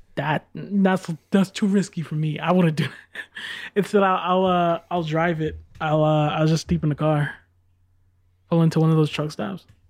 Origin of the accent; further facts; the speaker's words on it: United States; I'm American